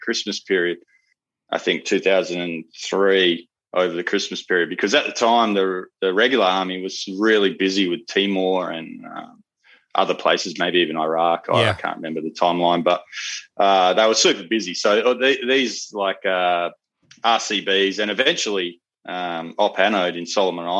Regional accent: Perth, Western Australia, Australia; growing up in Perth

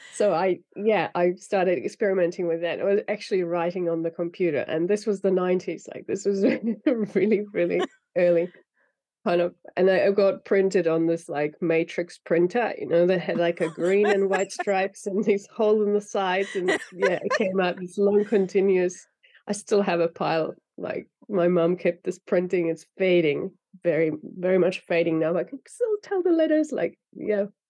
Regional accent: Finland; first language Finnish; English is a second language; I grew up in Finland speaking Finnish and reading in Finnish

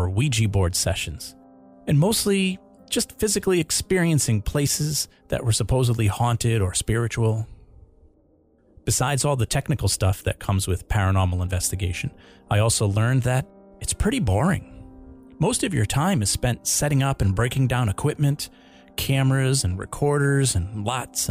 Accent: Rhode Island, United States; a TV show called Ghost Hunters, about an organized group of guys from my home state

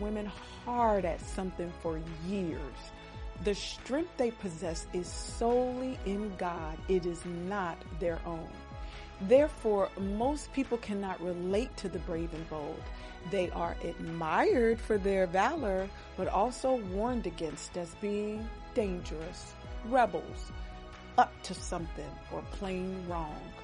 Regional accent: United States; For us as American women

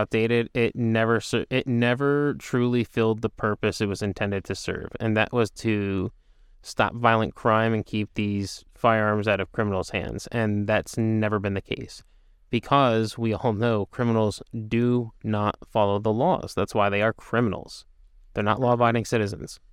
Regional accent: United States; being an American

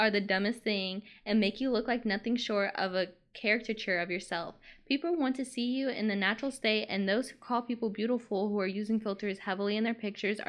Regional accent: the South, United States; And I'm from the South. Like, I feel like I would have seen that.

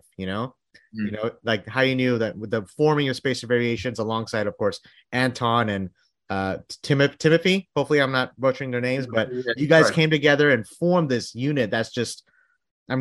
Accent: Bangladesh; I'm from Bangladesh

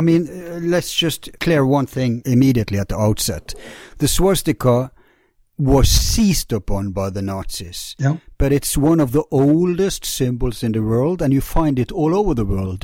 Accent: Bergen, Vestland, Norway; my hometown Bergen

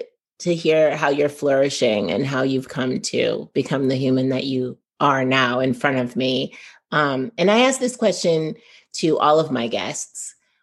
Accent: Northern California, United States; Actually, I grew up in Northern California

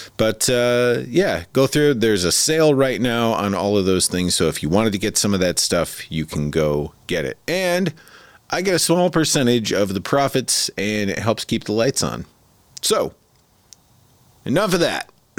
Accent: Midwest, United States; I'm originally from the Midwest, so snow.

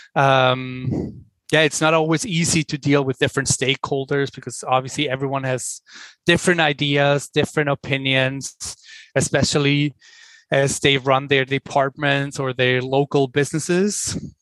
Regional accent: Switzerland; English is a second language; moved away as an adult; also born or lived in New York, United States; now in Los Angeles, United States; as you can probably hear from my accent, I'm originally from Switzerland. I'm Swiss, but I've spent the majority of my working life in the United States.

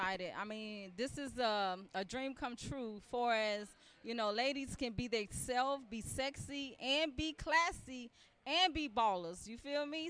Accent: Miami, Florida, United States; now in South Carolina, United States; I'm originally from Miami, Florida, but I live in South Carolina

